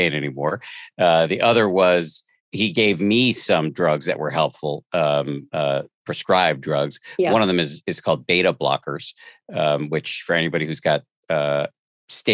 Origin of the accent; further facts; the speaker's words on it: Massachusetts, United States; I'm a agnostic from the People's Republic of Massachusetts